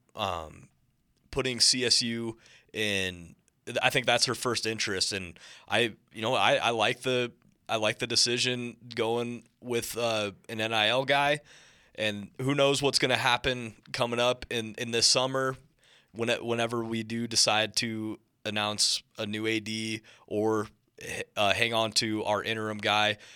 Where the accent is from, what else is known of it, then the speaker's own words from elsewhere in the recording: Montana, United States; moved away; I'm from Montana